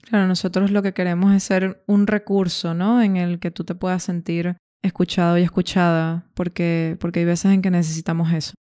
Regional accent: Caracas, Capital District, Venezuela; moved away as an adult; also born or lived in Dublin, Ireland / Granada, Spain / Schaffhausen, Switzerland; Yo soy de Caracas, Venezuela

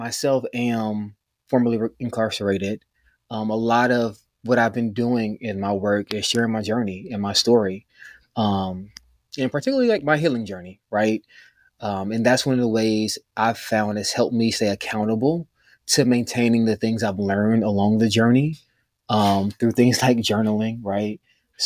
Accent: Durham, North Carolina, United States; moved away as an adult; now in Washington, D.C., United States; I'm from North Carolina, but most of my work is based in DC

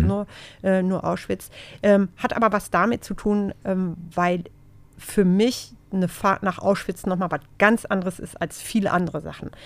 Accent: Gelsenkirchen, North Rhine-Westphalia, Germany; also born or lived in Dortmund; das habe ich aber alles in Gelsenkirchen gemacht, weil ich äh, wohne nämlich schon seit vielen, vielen Jahren in Gelsenkirchen, obwohl ich gebürtige Dortmunderin bin

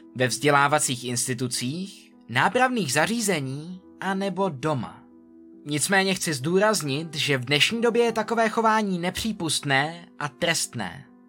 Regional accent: Czechia; U nás v Čechách

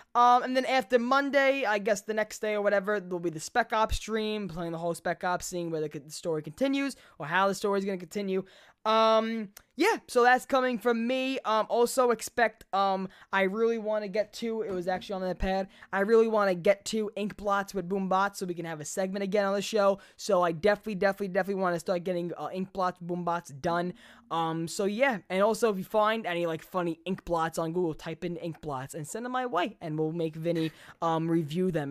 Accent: New York, United States; I'll rep my hometown

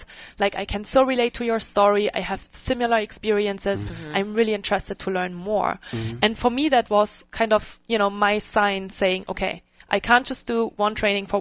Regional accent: Germany; English is a second language; moved away as an adult; also born or lived in Dublin, Ireland / Bay Area, California; now in Reno, United States; I'm actually from Germany

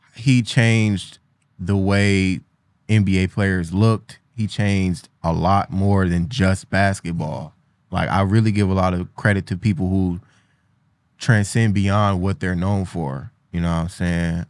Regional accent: Cleveland, Ohio, United States; I'm from Cleveland

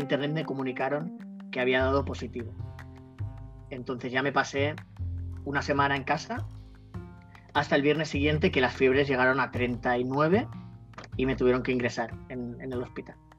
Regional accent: Barcelona, Catalonia, Spain; also born or lived in Temuco, Chile; nací aquí en Barcelona y en el 2015 pues me fui a, Chile

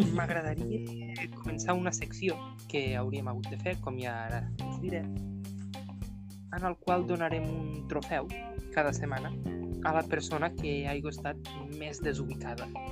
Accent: Ebre, Catalonia, Spain; jo sóc de l'Ebre

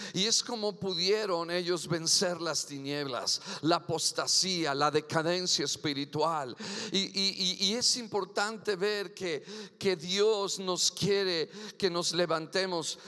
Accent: Mexico; Yo soy mexican curios, aleluya, nacido en Nopalilandia y seguiré siendo mexicano siempre

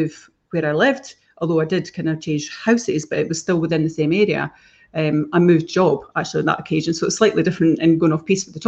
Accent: Fife, Scotland, United Kingdom; moved away as an adult; we came back to Fife and we came back to this area, which is where we both grew up. Billy grew up in the Burscreen. I grew up in Mount Fleury

